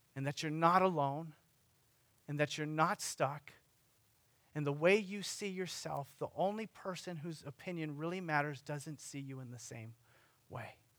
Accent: Sunnyvale, California, United States; the city of Sunnyvale, my hometown

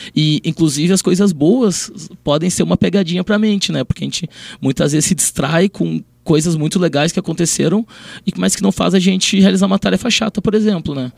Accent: Porto Alegre, Rio Grande do Sul, Brazil; Eu sou de Porto Alegre, no momento estou atuando lá

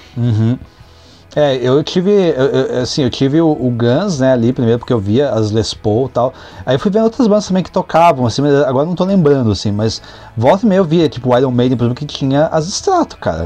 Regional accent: Brazil; sou brasileiro

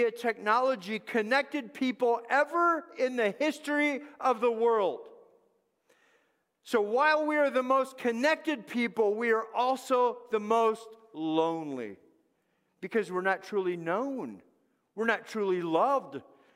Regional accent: Los Angeles, California, United States; moved away; I grew up in Los Angeles

